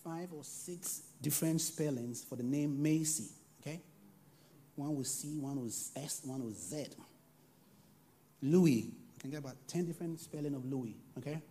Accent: Ghana; I come from Ghana

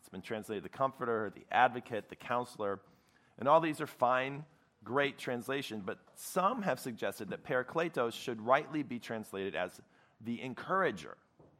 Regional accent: Chicago, Illinois, United States; moved away; I'm from Chicago originally. I grew up a Cubs fan

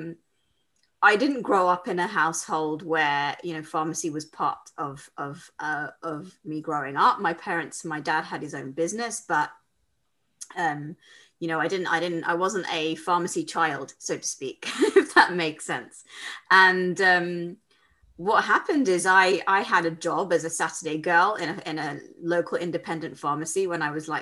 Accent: London, United Kingdom; I live in London. I was born and brought up in London

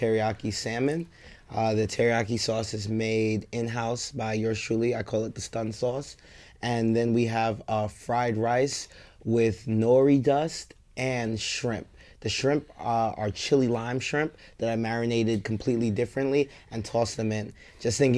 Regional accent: New York, United States; I guess I'm Nigerian, but I'm a nigga from New York, and all I knew growing up is New York hood food

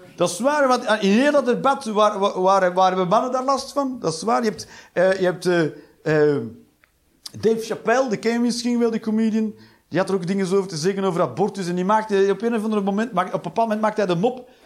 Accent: Flanders, Belgium; now in Netherlands; En ik moest er als Vlaming ook aan wennen toen ik in dit land kwam, kwam wonen

